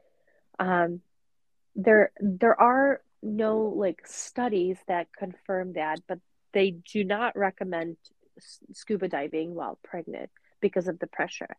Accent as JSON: {"language": "English", "country": "Russia", "tie": "born or raised there", "moved": "yes", "lives_now": "United States", "said": "growing up in Russia and now living in America"}